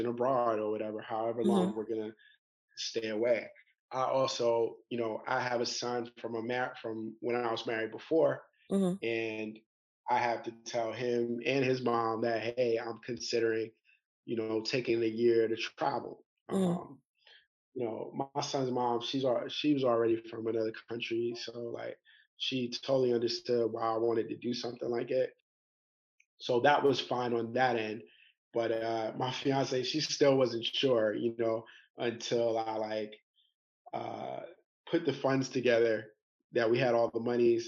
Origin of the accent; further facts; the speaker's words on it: New York City, New York, United States; moved away as an adult; also born or lived in Atlanta; now in Bangkok, Thailand; I'm from New York City